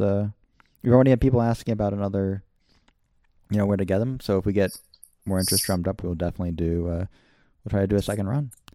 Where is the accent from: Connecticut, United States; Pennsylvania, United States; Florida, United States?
Connecticut, United States; Wethersfield; now in Utah, United States; I grew up in Wethersfield, Connecticut